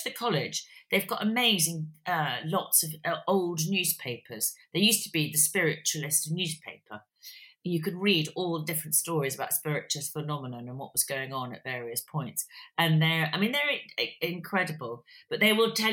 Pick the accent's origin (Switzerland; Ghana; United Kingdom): United Kingdom; near Birmingham, West Midlands; I was born and brought up near Birmingham